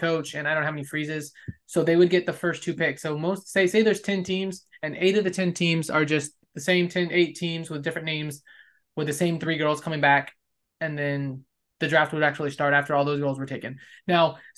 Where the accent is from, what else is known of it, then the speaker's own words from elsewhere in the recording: Southern California, United States; moved away as an adult; now in Texas, United States; we weren't in Los Angeles per se, but like the surrounding cities